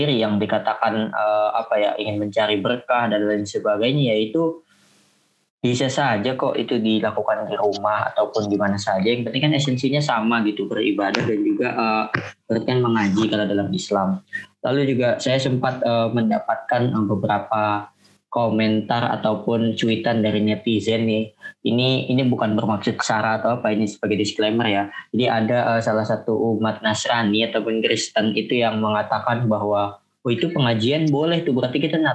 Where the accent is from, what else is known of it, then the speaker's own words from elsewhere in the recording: Tangerang, Banten, Indonesia; Uh, saya kan berasal dari kota Tangerang nih, ya, dekat juga lah dengan Kabupaten